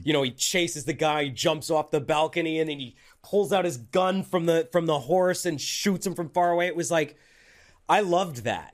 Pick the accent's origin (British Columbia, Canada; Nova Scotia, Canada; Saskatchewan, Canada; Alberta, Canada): Alberta, Canada; Calgary; moved away as an adult; I grew up in Calgary